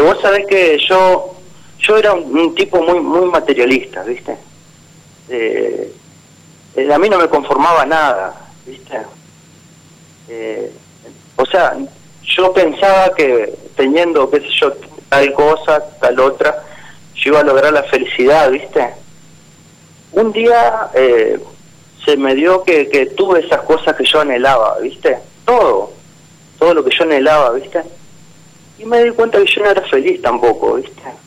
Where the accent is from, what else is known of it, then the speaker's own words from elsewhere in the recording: San Cristóbal, Santa Fe, Argentina; Yo soy de Santa Fe, en realidad de, una pequeña ciudad que se llama San Cristóbal